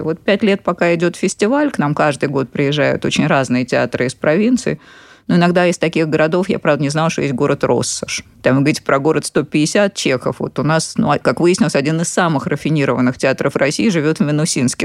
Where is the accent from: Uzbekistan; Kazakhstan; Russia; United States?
Uzbekistan; Tashkent; moved away; Я сама из Ташкента